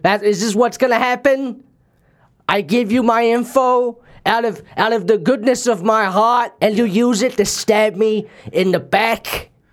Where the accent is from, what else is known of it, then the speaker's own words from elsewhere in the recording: Australia; I was born and raised here in Australia